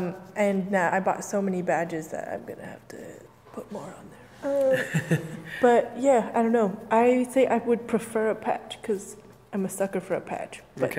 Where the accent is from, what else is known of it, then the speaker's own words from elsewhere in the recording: United States; As an American